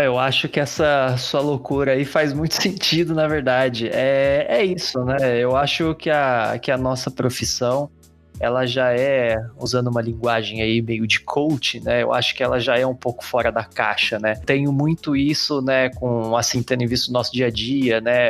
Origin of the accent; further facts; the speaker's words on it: Pindamonhangaba, São Paulo, Brazil; also born or lived in Poços de Caldas; now in São Paulo, Brazil; eu sou de Pindamonhangaba, que é outra cidade do interior